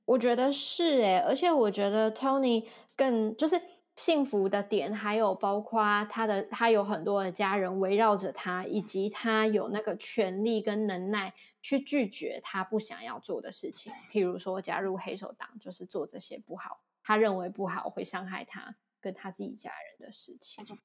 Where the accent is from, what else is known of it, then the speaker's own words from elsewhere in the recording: Kaohsiung, Taiwan; moved away; 我是高雄人